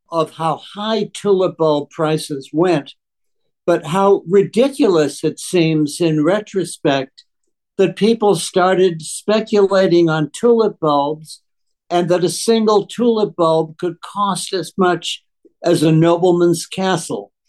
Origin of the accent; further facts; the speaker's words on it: Boston, Massachusetts, United States; I grew up in Boston